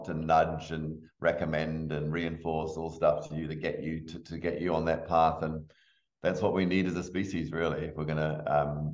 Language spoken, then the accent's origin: English; England, United Kingdom; moved away; We grew up in England.